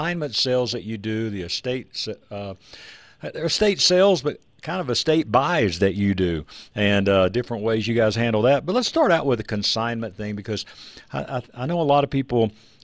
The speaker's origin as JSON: {"language": "English", "region": "Texas", "country": "United States", "tie": "born or raised there", "said": "I grew up in Texas"}